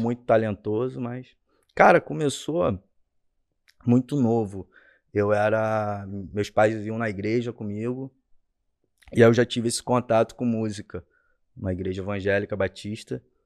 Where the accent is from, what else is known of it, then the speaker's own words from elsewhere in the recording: Rio Bonito, Rio de Janeiro, Brazil; also born or lived in São Gonçalo; eu nasci em São Gonçalo, cara. Nasci em São Gonçalo, terra boa aí do Rio de Janeiro, para quem conhece. E aí eu fui morar em Rio Bonito, cresci em Rio Bonito